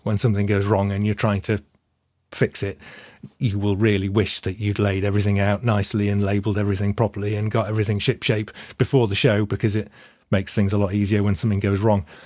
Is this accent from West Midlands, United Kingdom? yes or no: no; Manchester, North West England, United Kingdom; I grew up in Manchester in the nineties.